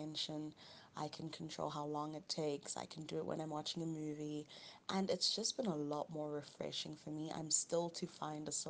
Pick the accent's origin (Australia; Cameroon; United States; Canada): Cameroon; now in South Africa; I'm originally from Cameroon. I was born and raised, born in Cameroon.